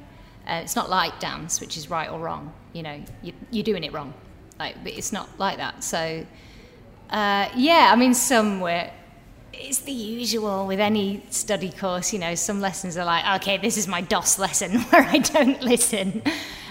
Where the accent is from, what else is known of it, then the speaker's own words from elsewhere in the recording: Preston, North West England, United Kingdom; moved away; I was from Preston